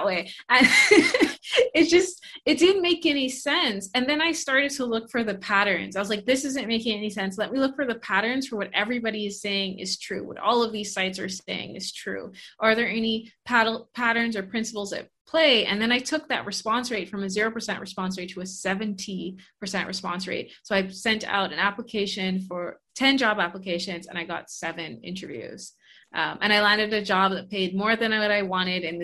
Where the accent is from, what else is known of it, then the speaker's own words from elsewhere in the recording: Bahamas; moved away as an adult; also born or lived in Canada; I'm originally from the Bahamas